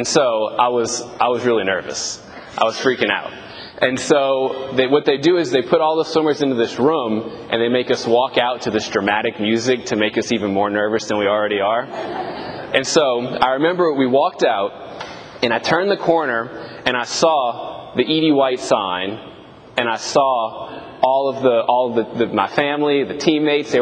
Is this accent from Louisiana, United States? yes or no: yes; Thibodaux, Louisiana, United States; now in Houma, United States; I'm currently assigned to Annunciata in Houma, but I'm originally from Thibodaux